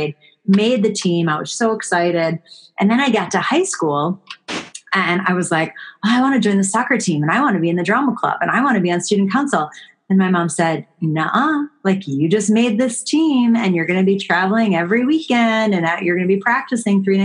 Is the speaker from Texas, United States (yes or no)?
no; Buffalo, New York, United States; I grew up in Buffalo, New York.